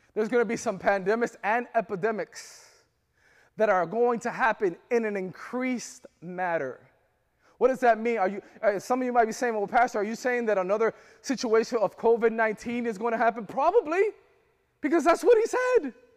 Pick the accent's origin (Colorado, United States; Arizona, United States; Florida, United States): Florida, United States; I'm from Florida